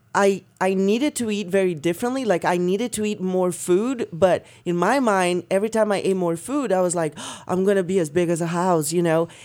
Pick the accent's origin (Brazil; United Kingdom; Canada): Brazil; moved away; Growing up in Brazil